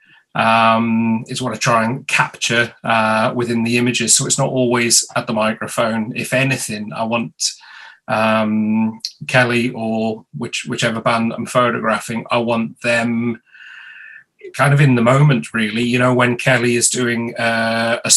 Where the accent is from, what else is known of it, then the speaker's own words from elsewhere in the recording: Mid Wales, United Kingdom; now in London, United Kingdom; I'm originally from Mid Wales